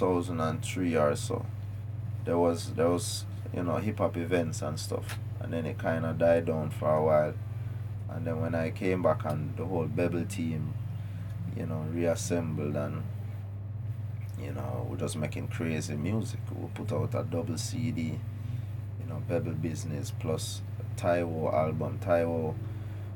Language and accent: English; Jamaica; Jamaica, we have a collective ego